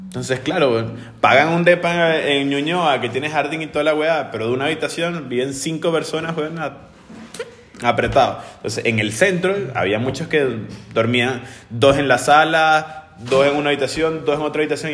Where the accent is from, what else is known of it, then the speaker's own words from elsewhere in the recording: Venezuela; now in Chile; ya voy a sacar la chilena y no soy más venezolano